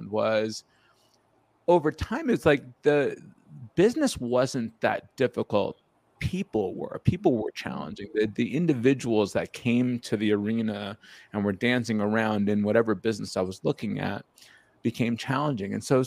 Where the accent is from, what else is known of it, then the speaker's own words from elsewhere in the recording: outside of New York, United States; my experience as a young child being of Indian descent in a small Jewish community outside of New York.